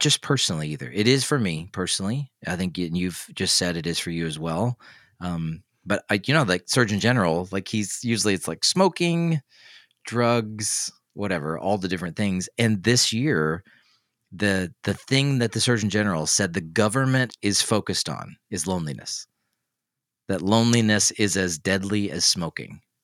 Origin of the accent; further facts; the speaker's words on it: Tennessee, United States; moved away; I'm from Tennessee, so we say root